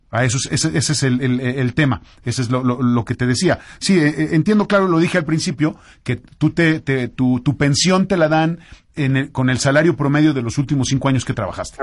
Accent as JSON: {"language": "Spanish", "country": "Mexico"}